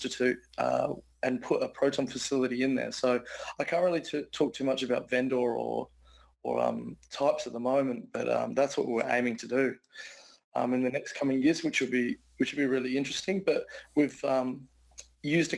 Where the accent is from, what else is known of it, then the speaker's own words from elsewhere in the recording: Adelaide, South Australia, Australia; I'm from Adelaide in South Australia